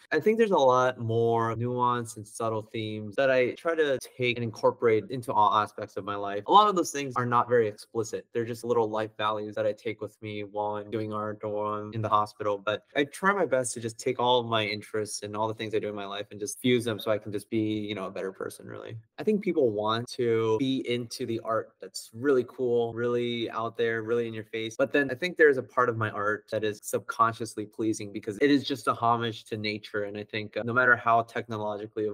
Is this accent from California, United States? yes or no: yes; San Jose, California, United States; I grew up in California. I grew up very close to Salinas Valley